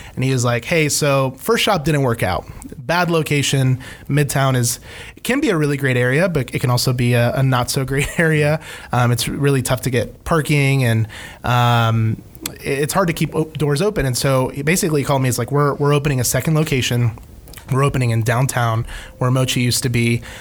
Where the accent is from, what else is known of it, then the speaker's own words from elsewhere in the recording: Ecuador; now in United States; I'm an immigrant. I was born in Ecuador